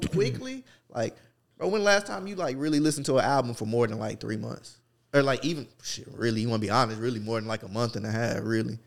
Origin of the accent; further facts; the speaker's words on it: New Jersey, United States; I'm from Jersey